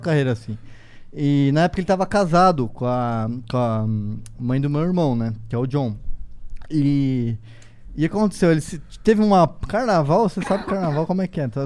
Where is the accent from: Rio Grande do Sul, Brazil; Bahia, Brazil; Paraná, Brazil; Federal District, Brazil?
Paraná, Brazil; Foz do Iguaçu; como eu fui criado no interior, hoje muitas pessoas que me, não me conhecem, é, não sabem que eu, que eu nasci em Foz do Iguaçu.